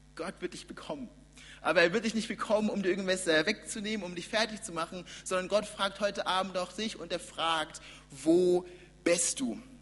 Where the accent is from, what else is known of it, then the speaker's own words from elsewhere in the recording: Nuremberg, Bavaria, Germany; ich komme ja aus Nürnberg, war ganz, ganz lang Teil der Gemeinde und das hat auch zur Folge gehabt, dass ich, genau, ich bin, wie gesagt, bin gesagt hier geboren und aufgewachsen